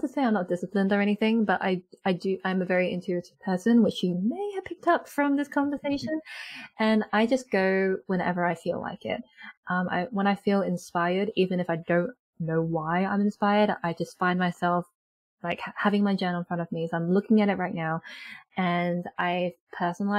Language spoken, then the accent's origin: English; United Kingdom; I am British born Chinese, and in my family when I was growing up